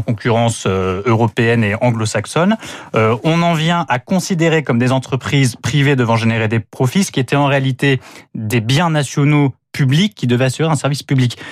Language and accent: French; France; en tant que Français